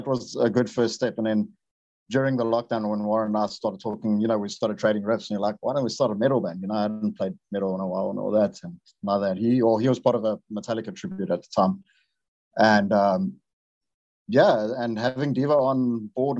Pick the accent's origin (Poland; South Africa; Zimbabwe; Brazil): South Africa; Durban, KwaZulu-Natal; Durban, in my hometown